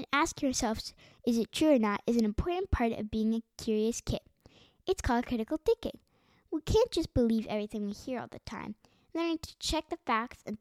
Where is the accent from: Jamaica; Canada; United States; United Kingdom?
Canada; my home country of Canada